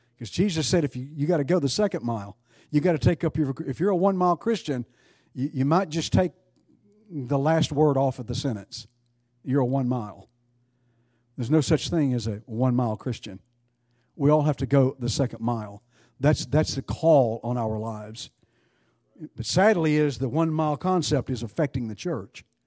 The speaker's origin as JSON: {"language": "English", "region": "East Texas", "country": "United States", "tie": "born or raised there", "said": "I grew up in East Texas"}